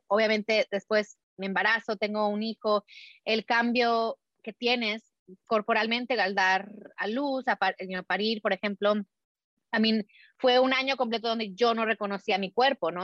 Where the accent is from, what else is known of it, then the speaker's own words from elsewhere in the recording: Mexico; nací, crecí en México, mi mamá era americana